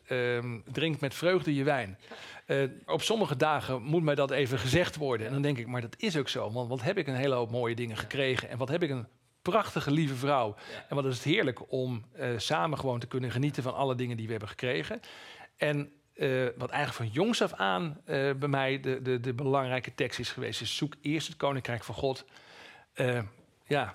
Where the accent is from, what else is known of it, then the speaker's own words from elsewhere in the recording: East Groningen, Netherlands; moved away; Ik kom uit Oost-Groningen van oorsprong